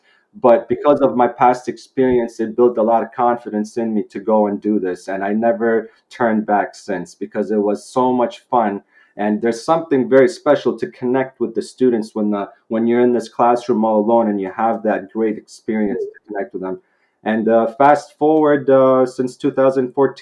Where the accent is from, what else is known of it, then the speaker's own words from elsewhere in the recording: Vancouver, British Columbia, Canada; moved away as an adult; Growing up here, I'm in Canada, Vancouver, British Columbia. I grew up here. My education in high school was here